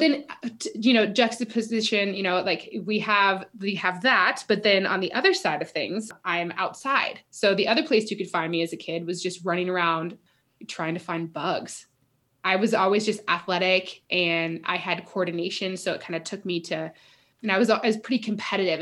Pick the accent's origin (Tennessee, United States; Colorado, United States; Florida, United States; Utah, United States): Colorado, United States; Fort Collins; I grew up in Fort Collins, Colorado